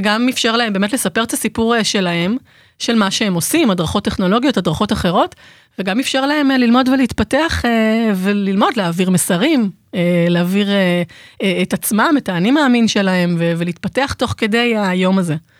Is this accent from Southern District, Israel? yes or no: no; Jerusalem, Jerusalem District, Israel; moved away; ירושלמית, למרות שאני לא גרה בירושלים כבר איזה 200 שנה